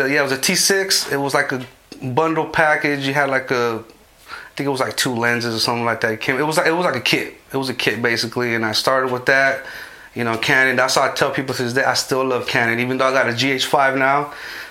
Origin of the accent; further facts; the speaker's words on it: Modesto, California, United States; I grew up in Modesto, east side of Modesto, a neighborhood called Airport. I grew up there basically